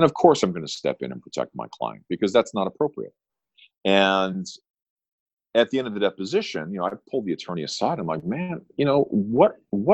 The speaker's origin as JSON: {"language": "English", "region": "Southern California", "country": "United States", "tie": "born or raised there", "said": "I grew up on the waves of Southern California, and I'm happy to be home"}